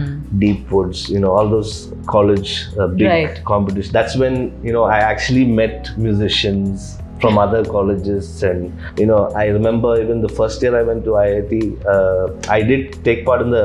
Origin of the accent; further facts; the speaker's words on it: Kuwait; This whole third culture thing of being born and brought up in Kuwait and not really identifying with any, whether it was Chennai or Kerala.